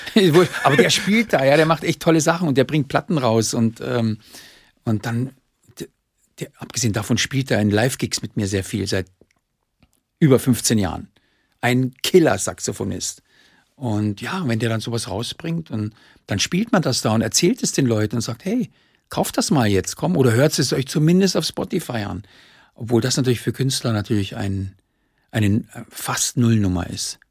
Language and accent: German; Munich, Bavaria, Germany; als Münchner